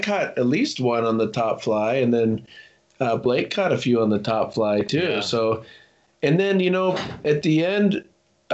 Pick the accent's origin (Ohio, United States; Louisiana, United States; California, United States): California, United States; Bishop; moved away; also born or lived in Seattle / Reno; growing up in Bishop